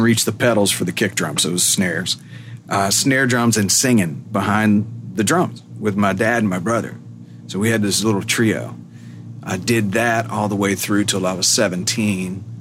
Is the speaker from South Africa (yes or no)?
no; Macon, Georgia, United States; moved away as an adult; also born or lived in Athens, Georgia; now in Nashville, United States; I grew up in Georgia